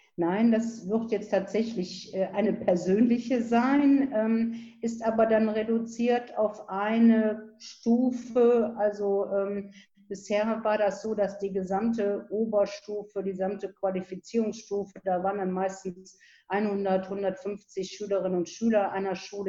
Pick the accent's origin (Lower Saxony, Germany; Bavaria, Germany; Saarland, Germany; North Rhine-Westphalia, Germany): North Rhine-Westphalia, Germany; Viersen; ich bin hier auch in Viersen geboren, lebe also in meiner Heimatstadt